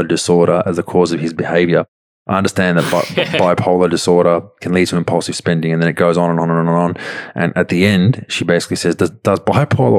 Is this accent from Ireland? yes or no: no; Melbourne, Victoria, Australia; in the southeast suburbs where we grew up